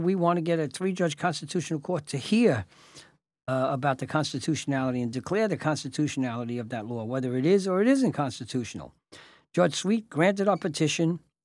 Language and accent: English; New York City, New York, United States; I came from South Brooklyn, Red Hook